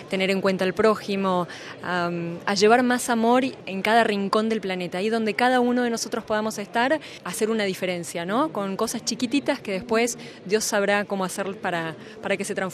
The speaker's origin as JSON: {"language": "Spanish", "region": "Buenos Aires", "country": "Argentina", "said": "soy de Buenos Aires, Argentina."}